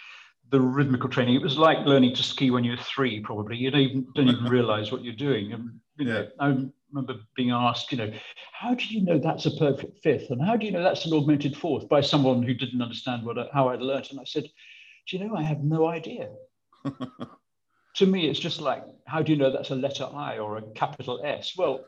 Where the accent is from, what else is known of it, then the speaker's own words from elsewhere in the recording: Birmingham, West Midlands, United Kingdom; also born or lived in Sutton Coldfield; Well, it was thanks to Birmingham schools. Actually, it wasn't Birmingham. It was Sutton Coldfield by then because we'd moved out of Birmingham. We were in Sutton Coldfield and it was the local infant school